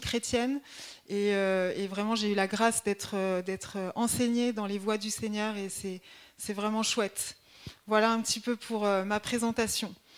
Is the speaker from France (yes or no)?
yes; Grenoble, Auvergne-Rhône-Alpes, France; moved away as an adult; also born or lived in Haute-Marne; now in Dijon, France; je suis originaire de Grenoble. Euh, donc toute ma famille est grenobloise